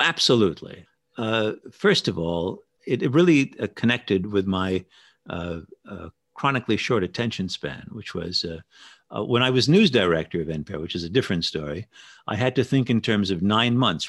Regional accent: New York City, New York, United States; I grew up in Stuyvesant Town in Lower Manhattan, down on East Fourteenth Street

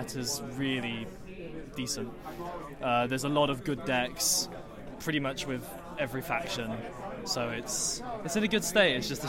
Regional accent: England, United Kingdom; Well, I'm … from England.

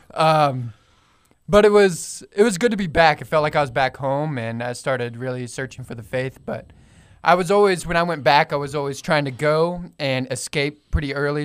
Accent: Fort Worth, Texas, United States; now in Oklahoma, United States; I'm from Fort Worth, but I was, um, I have family over here, and I went to school at Oklahoma State.

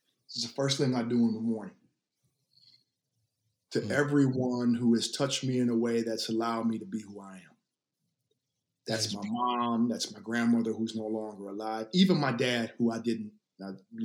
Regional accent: the South, United States; I was raised in the South for my formative years

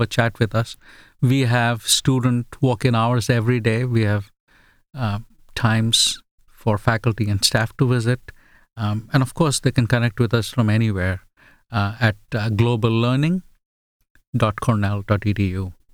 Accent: India; first language Bengali; English is a second language; also born or lived in England / Australia; now in United States; Bengali is my mother tongue.

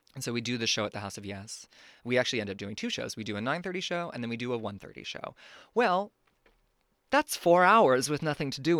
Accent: Redding, California, United States; moved away as an adult; also born or lived in Austin, Texas / Berlin; I grew up mostly in Northern California in this town called Redding

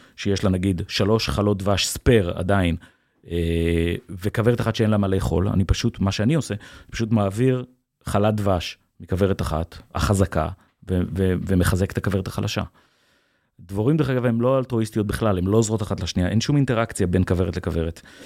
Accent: Kfar Monash, Central District, Israel; גדלתי בעמק חפר

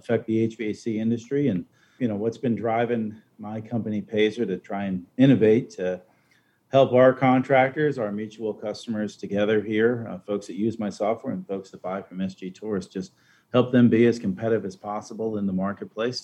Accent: Long Island, New York, United States; moved away; I'm from Long Island originally

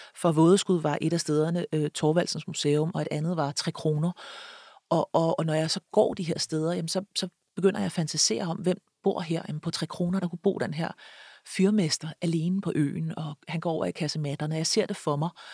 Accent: Copenhagen, Capital Region of Denmark, Denmark; jeg er født og opvokset i København

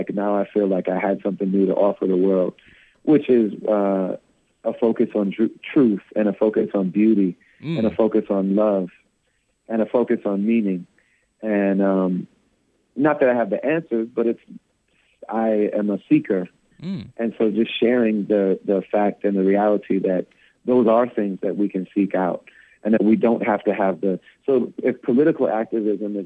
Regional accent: United States

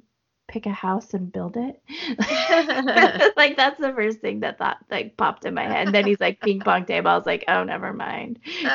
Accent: Wyoming, United States; moved away as an adult; now in North Carolina, United States; And I'm from Wyoming. Home is Wyoming. When I talk about going home, I'm going to Wyoming.

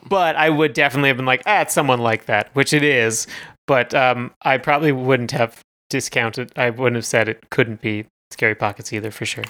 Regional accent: Canada; We are Canadian content.

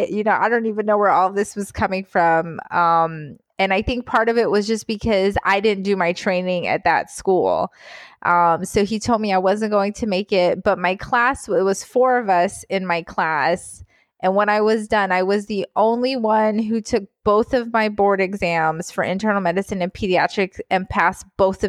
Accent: North Carolina, United States; accent: Southern; initially lived in the South. We lived in North Carolina. I was cute. I was a little brown girl with my little Southern accent. My mom was always like, oh, I wish you kept that little Southern accent. So I had my little Southern accent when I was little.

